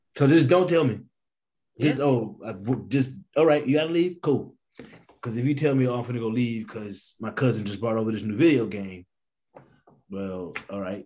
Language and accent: English; East St. Louis, Illinois, United States; moved away as an adult; also born or lived in Boston, Massachusetts; now in New Jersey, United States; I grew up in East St. Louis.